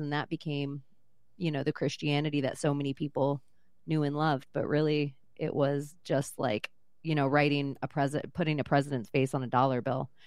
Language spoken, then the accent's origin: English; Vero Beach, Florida, United States; I was born in Palm Beach and raised in Vero Beach.